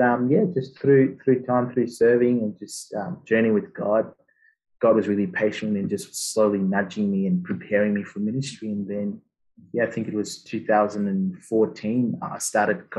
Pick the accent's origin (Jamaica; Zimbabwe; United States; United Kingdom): Zimbabwe; moved away as an adult; now in Australia; did all my schooling in Zim, Southern Africa